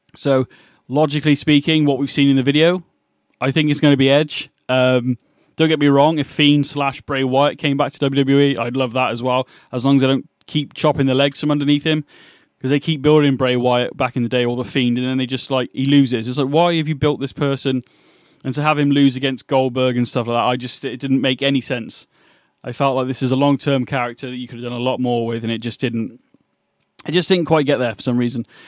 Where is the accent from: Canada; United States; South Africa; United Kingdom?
United Kingdom; England; I'm from England